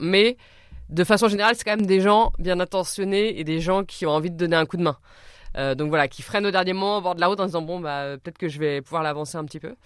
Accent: Orléans, Centre-Val de Loire, France; je suis partie d'Orléans, qui est ma ville natale

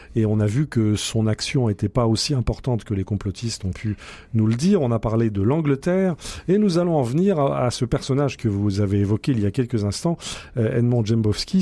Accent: France; chez nous, en France

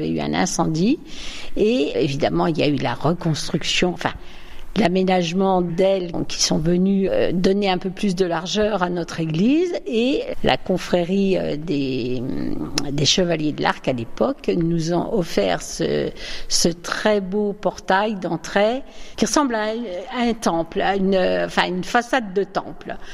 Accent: Reims, Grand Est, France; moved away as an adult; now in Le Mesnil-sur-Oger, France; Je suis originaire de Reims. Je me suis mariée en 76, donc je suis arrivée au ménil sur oger à partir de ce moment-là.

